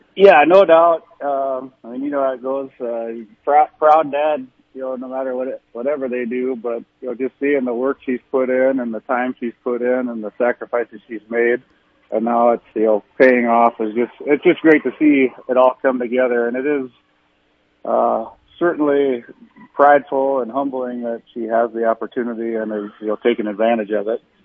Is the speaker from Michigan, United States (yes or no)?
no; New York City, New York, United States; moved away as an adult; now in Midwest, United States; I grew up in Brooklyn, New York